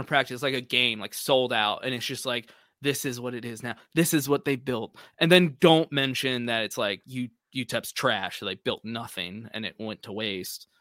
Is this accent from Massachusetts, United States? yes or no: no; Austin, Texas, United States; I grew up around Austin, Texas my whole life